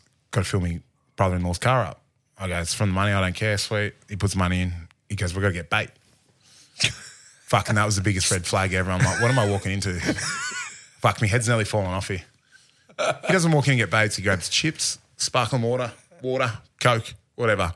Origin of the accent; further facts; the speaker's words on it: Port Macquarie, New South Wales, Australia; I grew up in Port Macquarie and my old man goes fishing every day